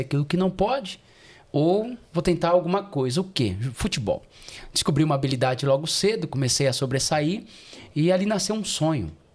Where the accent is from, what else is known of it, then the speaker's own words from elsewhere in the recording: São Paulo, Brazil; moved away as an adult; also born or lived in Florianópolis, Santa Catarina; Nasci e cresci aqui em São Paulo. Itaquera, parada 15 de novembro